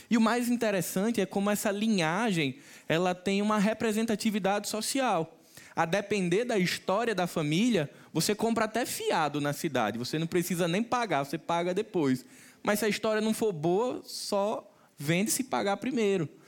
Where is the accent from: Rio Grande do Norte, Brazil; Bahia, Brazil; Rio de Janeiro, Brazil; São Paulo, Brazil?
Rio Grande do Norte, Brazil; Macaíba; Se eu fosse agora de manhã, lá em Macaíba, que é a cidade que eu nasci e me criei